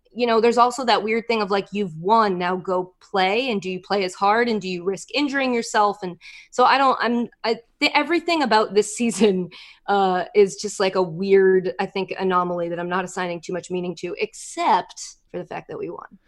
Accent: United States; I'm American

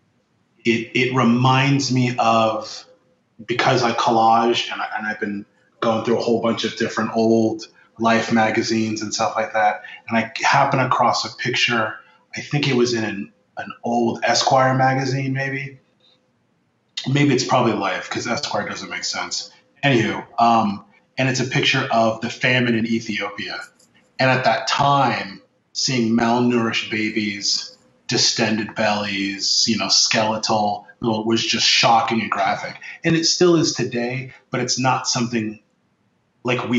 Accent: Bay Area, California, United States; also born or lived in Troy, New York; now in New York, United States; I grew up in the Bay Area

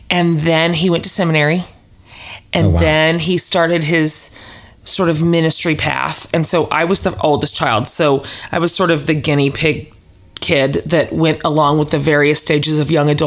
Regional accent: Texas, United States; So you can you're a Texan. I'm a Texan and I think I'm really really pleased that my kids are hmm.

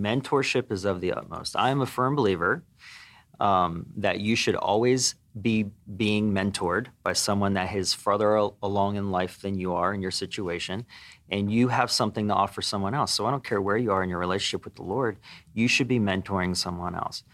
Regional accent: Pennsylvania, United States; moved away as an adult; I grew up in Pennsylvania

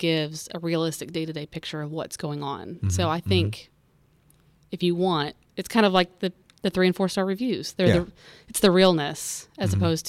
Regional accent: Indiana, United States; I am from Indiana.

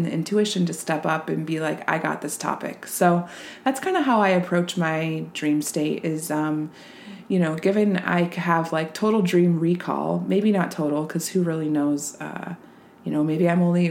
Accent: Reno, Nevada, United States; where I grew up in Reno, Nevada

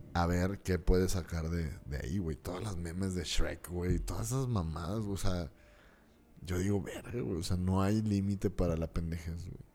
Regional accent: Torreón, Coahuila, Mexico; de aquí como lagunero

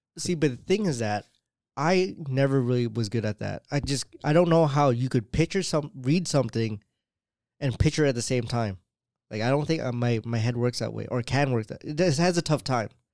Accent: Canada; I'm Canadian

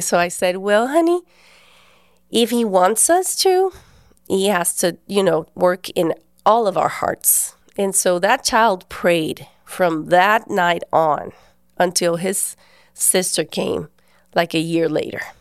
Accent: Guatemala; I'm from Guatemala. I was born there and we've lived there all our lives

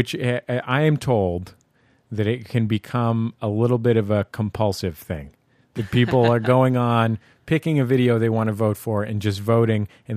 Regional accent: San Francisco, California, United States; now in Los Angeles, United States; I grew up in the Mission in San Francisco.

